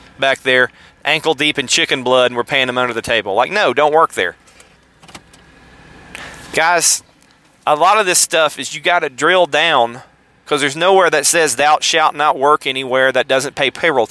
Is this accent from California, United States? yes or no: no; Tennessee, United States; I'm from Tennessee